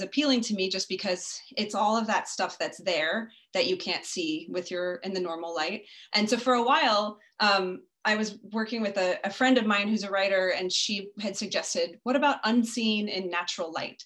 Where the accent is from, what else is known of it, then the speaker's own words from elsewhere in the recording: Lubbock, Texas, United States; also born or lived in Turkey, Texas; I was born in Lubbock, Texas, and I grew up an only child, although I ended up having six step siblings later. But as a child, I was only child in a rural area